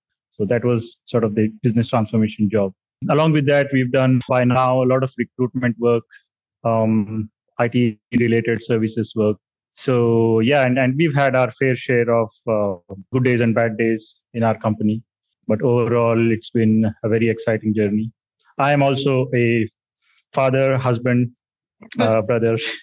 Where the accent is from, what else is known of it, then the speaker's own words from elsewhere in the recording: India; also born or lived in Delhi; By around 2013, I was back in my hometown.